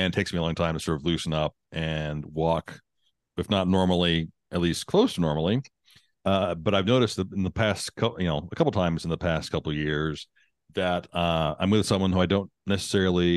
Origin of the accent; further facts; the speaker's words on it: Texas, United States; Born and raised in Texas